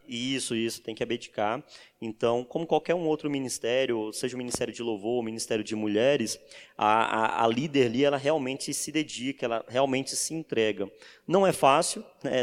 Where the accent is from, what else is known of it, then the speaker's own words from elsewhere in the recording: Santa Rita de Cássia, Bahia, Brazil; Eu sou baiano, venho de uma cidadezinha chamada Santa Rita de Cássia, na Bahia.